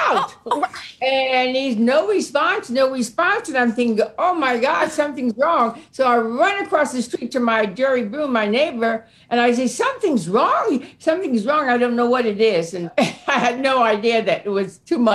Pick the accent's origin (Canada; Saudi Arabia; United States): United States; New Jersey; I'm a Yankee. I'm from Jersey.